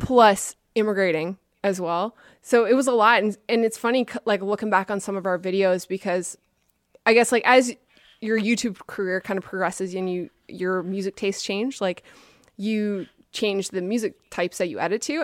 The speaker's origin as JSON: {"language": "English", "town": "St. John's", "region": "Newfoundland and Labrador", "country": "Canada", "tie": "born or raised there", "also_born_or_lived": "Vancouver", "moved": "as an adult", "lives_now": "Buffalo, United States", "said": "Chris and I, we grew up in Saint John's."}